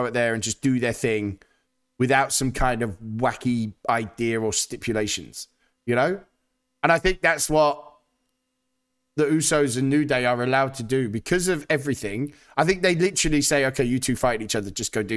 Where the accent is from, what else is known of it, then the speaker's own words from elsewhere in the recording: United Kingdom; As a British man